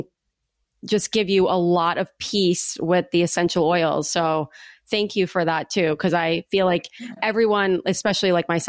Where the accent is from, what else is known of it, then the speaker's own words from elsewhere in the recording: United States; Or is it the fact that I'm an American?